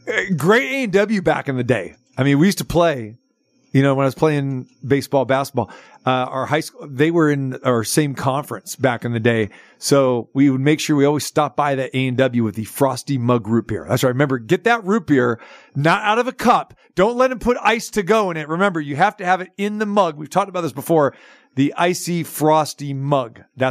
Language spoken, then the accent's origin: English; near Stockton, California, United States; moved away; he's heading to my hometown. Well, close to it. I mean, he's going to Stockton this weekend.